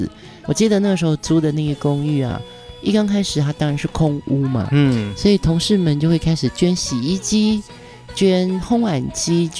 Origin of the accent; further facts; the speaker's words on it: Pingtung County, Taiwan; 我自己也是南部，我屏东人嘛